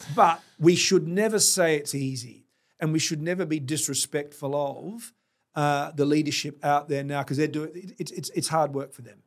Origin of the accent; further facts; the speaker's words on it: South Australia, Australia; being South Australian